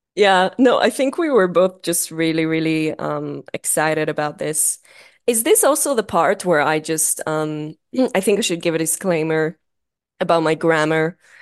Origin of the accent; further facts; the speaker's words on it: Israel; accent: thick accent; moved away as an adult; I'm from Israel, uh, if that isn't obvious by the, by the thick accent, uh, I was born and raised